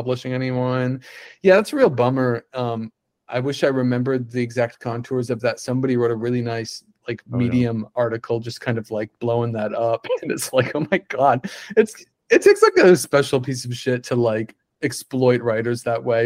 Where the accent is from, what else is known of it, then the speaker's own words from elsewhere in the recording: Upper Michigan, United States; also born or lived in Boston; now in Austin, United States; that is based in Upper Michigan where I'm from